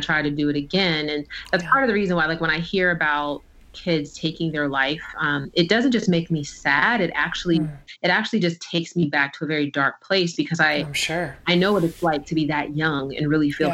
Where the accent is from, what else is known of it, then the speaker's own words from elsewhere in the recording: New Jersey, United States; I was born in the summer of 1982 in New Jersey